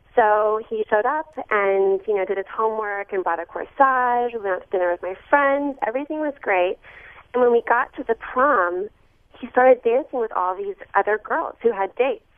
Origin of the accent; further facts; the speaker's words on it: Memphis, Tennessee, United States; I'm from Memphis, Tennessee, and there was an all-girls school